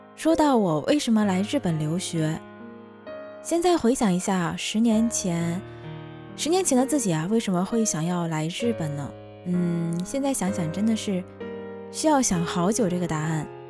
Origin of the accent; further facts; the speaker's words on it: Tianjin, China; moved away as an adult; now in Japan; 我就是这么一个土生土长的天津人